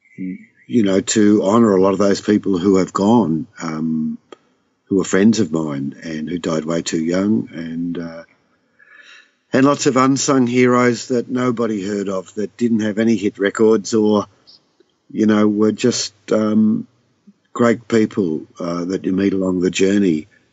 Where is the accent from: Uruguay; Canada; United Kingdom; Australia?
Australia; Southwest Victoria; I'm from Southwest Victoria